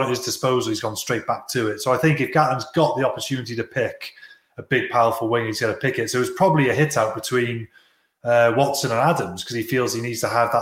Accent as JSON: {"language": "English", "area": "Welsh", "region": "Wales", "country": "United Kingdom", "said": "I'm Welsh"}